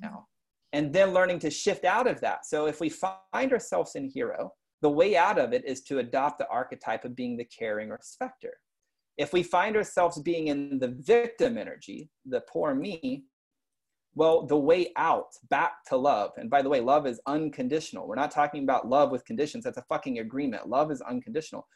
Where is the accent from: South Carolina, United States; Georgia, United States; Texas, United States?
Texas, United States; East; I grew up in like in East Texas, redneck